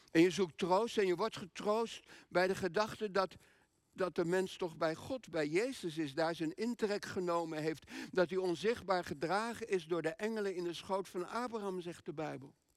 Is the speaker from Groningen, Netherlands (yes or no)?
yes; Groningen, Netherlands; moved away; wij komen uit Groningen. Iets boven Groningen zelfs.